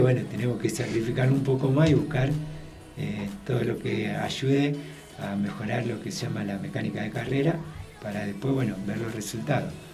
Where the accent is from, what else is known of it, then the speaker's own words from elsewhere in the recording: Santa Fe, Argentina; nosotros como santafesinos